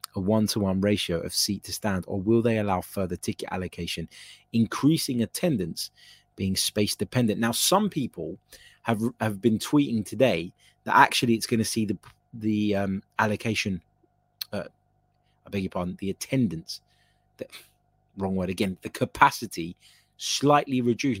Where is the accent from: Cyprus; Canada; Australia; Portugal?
Cyprus; I'm from Cyprus